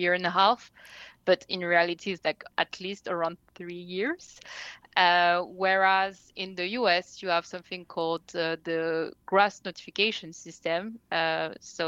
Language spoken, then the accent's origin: English; France; I was born and raised in France, but I'm actually only half French